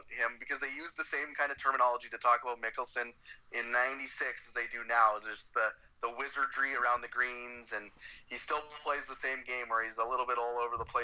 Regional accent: Canada; as a Canadian

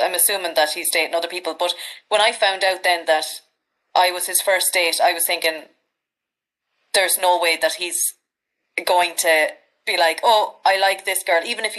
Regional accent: Midlands, Ireland; accent: Irish Midlands; Delighted to be here, and I hope people who are listening to your podcast understand my accent and everything all right.

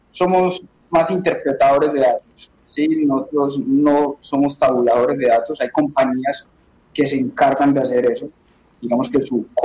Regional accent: Colombia; now in Spain; soy colombiano, como pueden notarlo en mi no soy de acá de España.

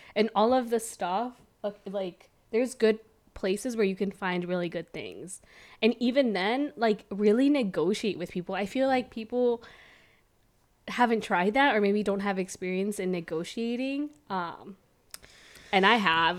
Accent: California, United States; moved away; also born or lived in Milwaukee; I'm from California, and we over there say dude and bro and all this other stuff.

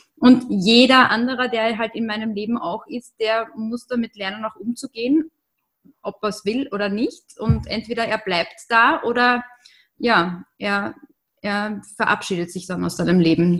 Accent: Austria; bei uns in Österreich ist das auch nicht anders.

